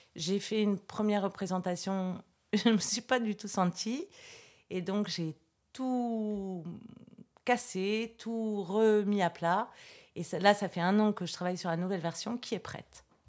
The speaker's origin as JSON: {"language": "French", "town": "Versailles", "region": "Île-de-France", "country": "France", "tie": "born or raised there", "said": "Moi, je suis née à Versailles"}